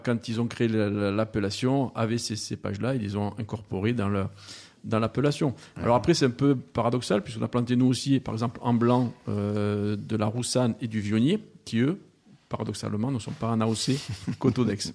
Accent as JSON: {"language": "French", "town": "Montpellier", "region": "Occitania", "country": "France", "tie": "born or raised there", "also_born_or_lived": "Australia", "moved": "as an adult", "lives_now": "Provence, France", "said": "Alors moi, je suis né à Montpellier et j'ai fait toutes mes études à Montpellier."}